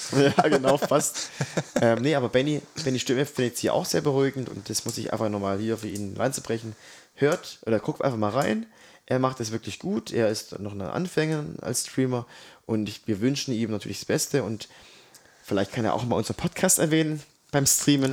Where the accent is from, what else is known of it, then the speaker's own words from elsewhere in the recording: Swabia, Baden-Württemberg, Germany; ich bin ja Schwabe durch und durch